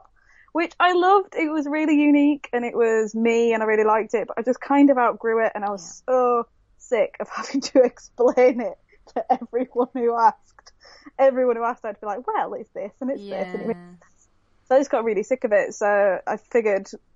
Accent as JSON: {"language": "English", "town": "Leeds", "region": "Yorkshire and the Humber", "country": "United Kingdom", "said": "I'm 24 from Leeds, up north"}